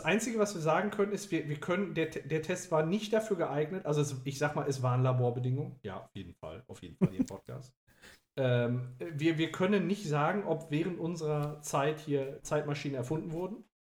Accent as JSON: {"language": "German", "town": "Gelsenkirchen", "region": "North Rhine-Westphalia", "country": "Germany", "tie": "born or raised there", "lives_now": "Oberhausen, Germany", "said": "meine Heimat anschaue. Gelsenkirchen-Bur beispielsweise, damit, äh, da fühle ich mich richtig heimisch oder inzwischen hier auch in Oberhausen"}